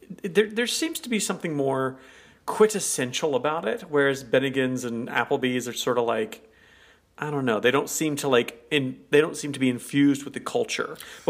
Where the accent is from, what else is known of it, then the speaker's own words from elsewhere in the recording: United States; as an American, as Americans, we didn't know what the hell Lion's corner houses were